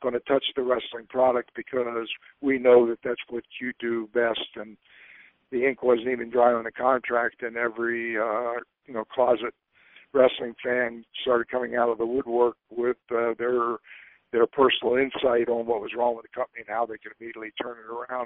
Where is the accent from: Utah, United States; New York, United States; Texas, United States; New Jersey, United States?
New Jersey, United States; Trenton; born and raised in Trenton, New Jersey